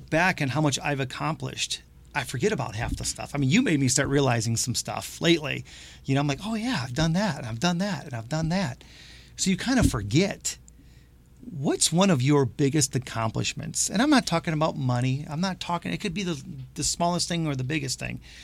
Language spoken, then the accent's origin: English; Detroit, Michigan, United States; I'm from the Detroit area